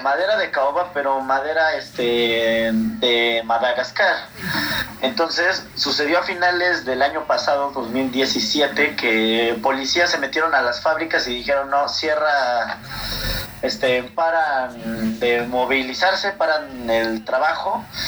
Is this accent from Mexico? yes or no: yes; Mexico; nosotros como latinoamericanos y como mexicanos